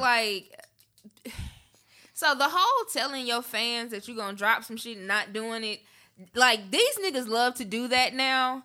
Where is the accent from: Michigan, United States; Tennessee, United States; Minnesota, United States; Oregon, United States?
Tennessee, United States; Memphis; moved away; I grew up in Memphis.